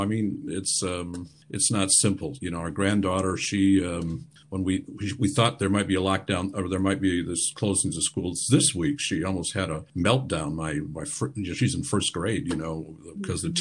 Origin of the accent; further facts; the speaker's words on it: Michigan, United States; now in Germany; I'm from Michigan